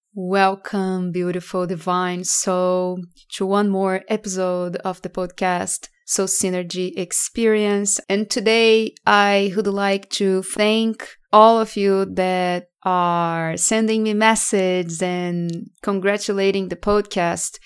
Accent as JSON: {"language": "English", "country": "Brazil", "tie": "born or raised there", "moved": "as an adult", "lives_now": "United States", "said": "I grew up in Brazil and I moved to United States around five years ago"}